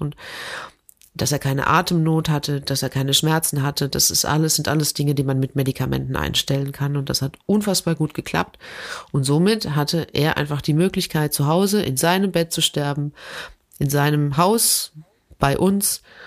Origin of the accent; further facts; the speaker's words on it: Germany; als Deutscher